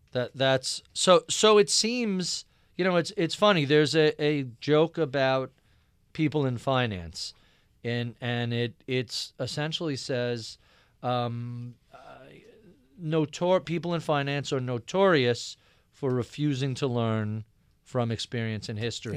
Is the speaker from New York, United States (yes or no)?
yes; Nassau County, Long Island, New York, United States; I grew up in Nassau County, uh, out in Long Island, very Republican area